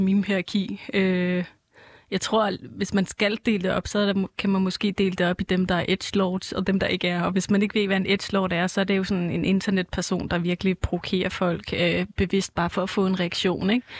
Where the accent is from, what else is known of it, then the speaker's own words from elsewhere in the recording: Copenhagen, Capital Region of Denmark, Denmark; Jeg bor i København, og jeg er fra København